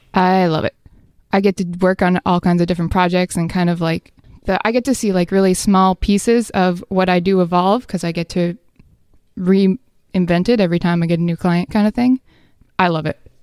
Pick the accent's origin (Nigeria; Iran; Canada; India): Canada; New Brunswick; moved away as an adult; also born or lived in Vancouver, Canada; I'm from New Brunswick